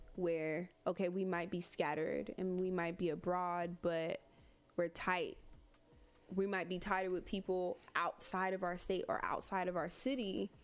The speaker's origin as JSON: {"language": "English", "town": "Miami", "region": "Florida", "country": "United States", "tie": "born or raised there", "also_born_or_lived": "Gainesville", "said": "Like this is my home. Like this is where I'm from. From born and raised Miami"}